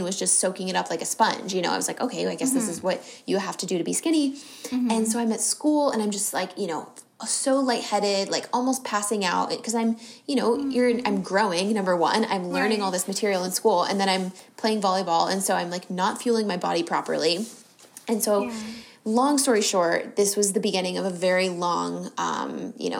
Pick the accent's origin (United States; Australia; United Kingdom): United States; San Diego, California; I grew up in San Diego